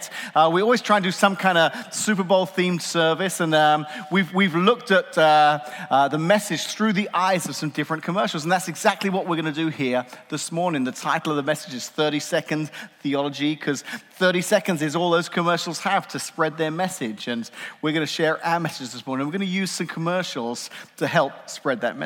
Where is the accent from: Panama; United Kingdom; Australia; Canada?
United Kingdom; England; now in United States; As an Englishman